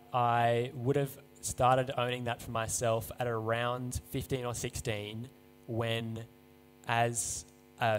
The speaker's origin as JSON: {"language": "English", "town": "Seven Hills", "region": "New South Wales", "country": "Australia", "tie": "born or raised there", "said": "I grew up in Seven Hills, went to school in Baulkham Hills"}